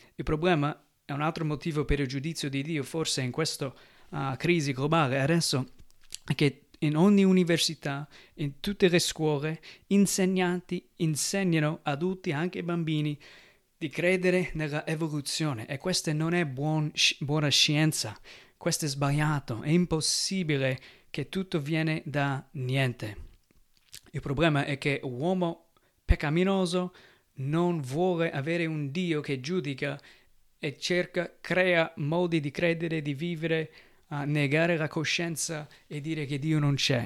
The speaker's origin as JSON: {"language": "Italian", "country": "United States", "moved": "yes", "lives_now": "Italy", "said": "Io che vengo dagli Stati Uniti"}